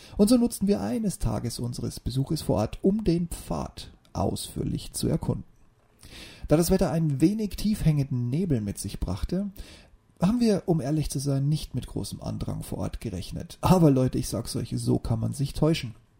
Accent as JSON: {"language": "German", "region": "near the Bavarian Forest", "country": "Germany", "moved": "yes", "said": "in meiner alten Heimat nahe dem Bayerischen Wald"}